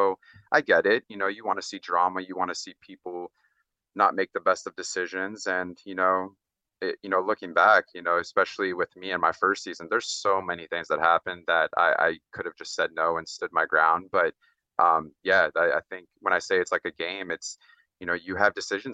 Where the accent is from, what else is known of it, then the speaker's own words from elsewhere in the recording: Orlando, Florida, United States; I grew up a lot in Orlando and Florida as well